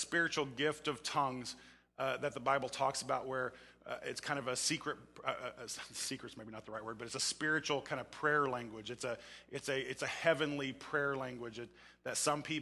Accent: Oklahoma, United States; I come from Oklahoma

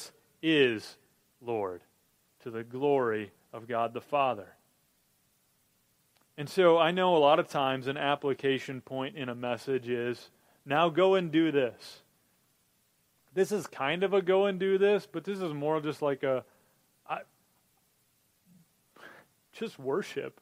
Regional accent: Minnesota, United States; I grew up in Minnesota

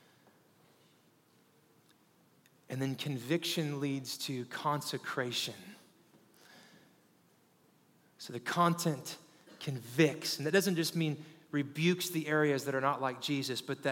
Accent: Kansas City, Missouri, United States; moved away as an adult; now in California, United States; I was born and raised in Kansas City

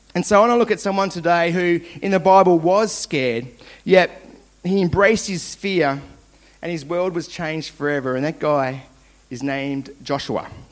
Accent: Launceston, Tasmania, Australia; I grew up in Launceston, Tasmania, where all good things come from

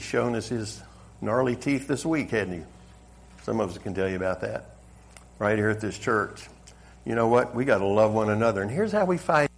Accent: the South, United States; accent: Southern; moved away; I'm originally from the South. I know you couldn't tell by the accent. But that Southern hospitality

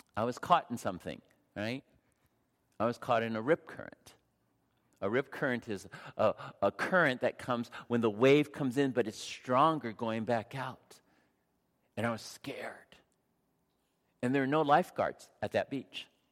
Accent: San Diego, California, United States; I grew up in San Diego

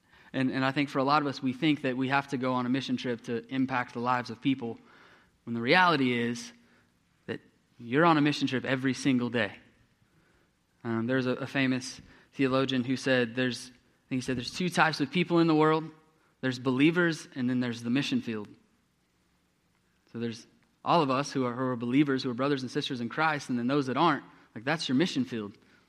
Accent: Texas, United States; when I was growing up, I grew up in East Texas

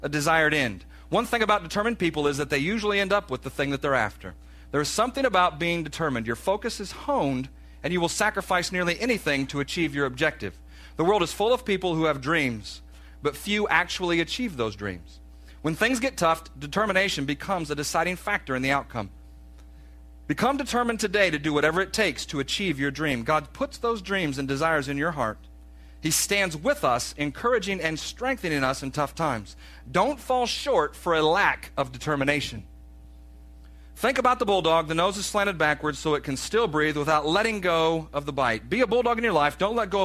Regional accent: the South, United States; we're from the South

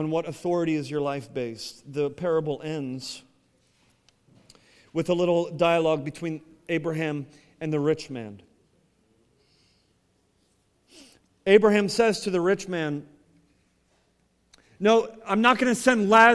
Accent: Ohio, United States; I grew up in Ohio, and we had an apple tree in our backyard

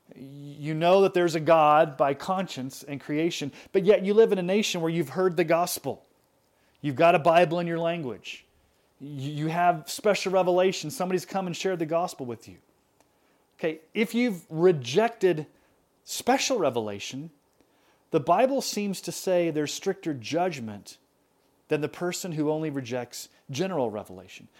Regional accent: United States; I grew up in America.

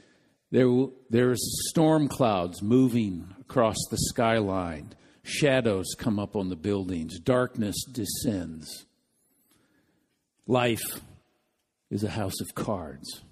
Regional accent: Midwest, United States; being a Midwesterner

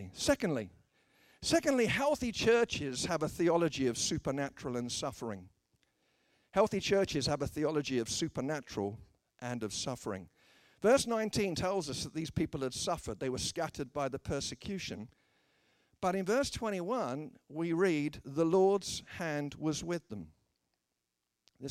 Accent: United Kingdom; I'm a British person

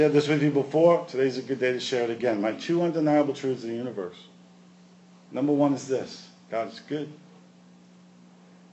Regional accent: New York, United States; I grew up in New York

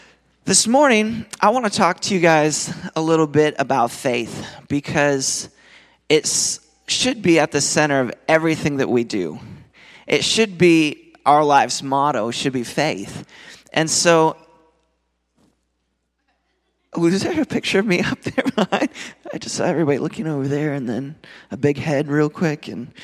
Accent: Nashville, Tennessee, United States; I'm from Nashville, Tennessee. And I'm married with four kids.

